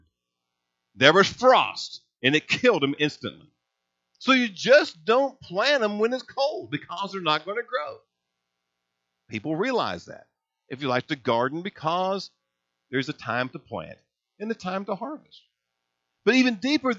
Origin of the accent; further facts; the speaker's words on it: Hazleton, Indiana, United States; When I was a boy growing up in Hazels, Indiana, farming was like in my blood